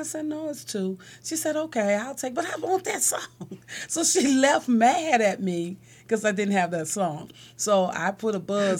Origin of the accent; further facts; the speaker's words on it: Chicago, Illinois, United States; moved away as an adult; also born or lived in Philadelphia / California; I'm born and raised in Shot Town and never thought I'd leave Chicago